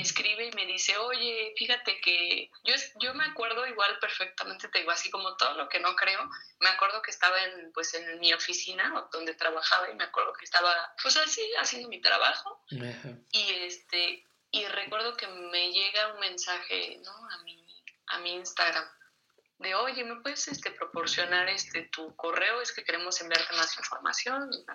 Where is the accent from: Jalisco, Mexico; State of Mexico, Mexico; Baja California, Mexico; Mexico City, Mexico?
Mexico City, Mexico; also born or lived in Toluca; yo estudié en Toluca, pero yo no soy de allá, yo, nací en la Ciudad de México